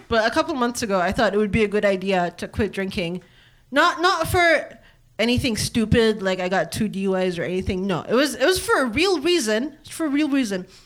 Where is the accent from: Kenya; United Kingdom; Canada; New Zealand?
Kenya; also born or lived in Eritrea / Columbus, Ohio / Reynoldsburg, Ohio; now in United States; I'm from Eritrea. I was born and raised in Kenya, and now I live in America.